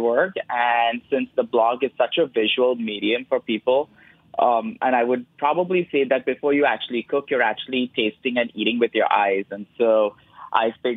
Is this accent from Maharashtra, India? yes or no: yes; Mumbai, Maharashtra, India; moved away; I am brown because I am Indian. I was born in Bombay